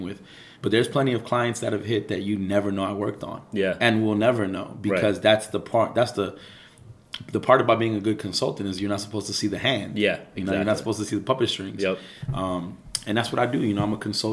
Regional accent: New York City, New York, United States; I'm from Ozone Park, which is an area that's right on literally the bordering avenue of East New York, Brooklyn, and Jamaica, Queens

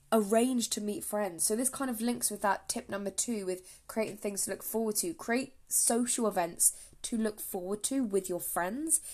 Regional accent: England, United Kingdom; I am from England, if you cannot tell by my accent

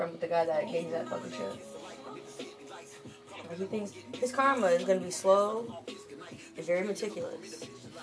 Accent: Lansing, Michigan, United States; I grew up in Michigan my whole fucking life, from Lansing

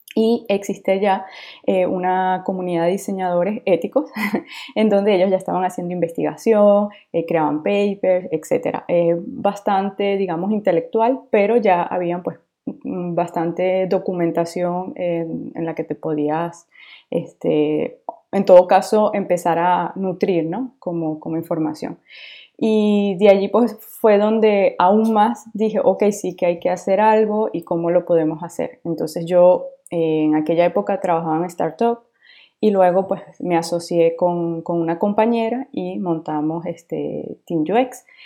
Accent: Venezuela; now in France; yo soy de Venezuela, pero efectivamente vivo actualmente en Francia

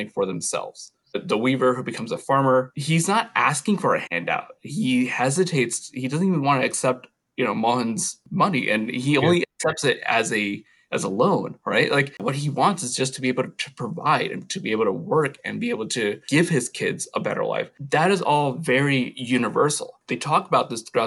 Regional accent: New York, United States; Having been born in New York

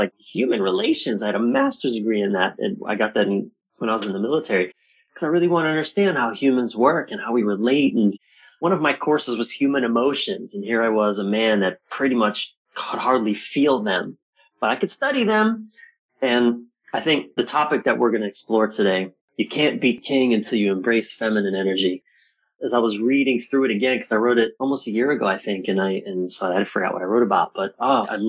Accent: East Coast of the U.S., United States; I was born on the East Coast of the U.S.

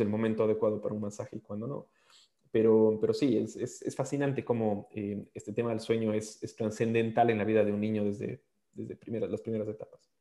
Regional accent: Ecuador; moved away as an adult; also born or lived in Australia; soy, ecuatoriano

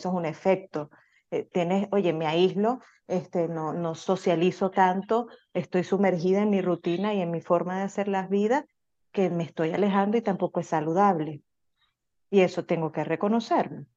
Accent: Venezuela; now in United States; Nosotros somos eh, inmigrantes, venimos de Venezuela

